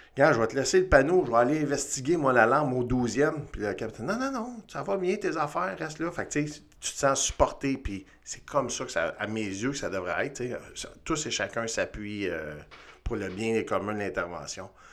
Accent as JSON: {"language": "French", "town": "Montreal", "region": "Quebec", "country": "Canada", "tie": "born or raised there", "said": "engagé au CIM à Montréal en 92. Euh, hyper chanceux. Ma première affectation, c'est dans mon patelin, c'est-à-dire dans le quartier dans lequel j'ai grandi"}